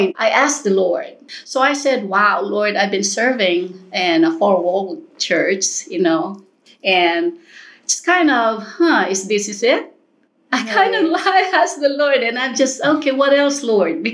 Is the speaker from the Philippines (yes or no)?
yes; Philippines; moved away as an adult; also born or lived in Costa Rica / United States; I grew up here in the Philippines